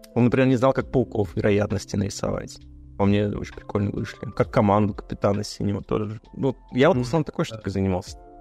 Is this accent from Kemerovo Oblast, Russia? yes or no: no; Izhevsk, Udmurtia, Russia; в э, моем родном городе, ну, в нашем, в Жене родном городе, в Ижевске